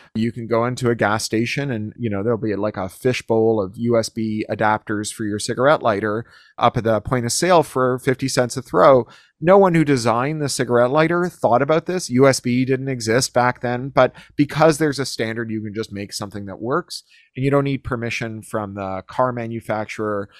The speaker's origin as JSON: {"language": "English", "town": "Toronto", "region": "Ontario", "country": "Canada", "tie": "born or raised there", "moved": "as an adult", "lives_now": "United States", "said": "my hometown in Toronto"}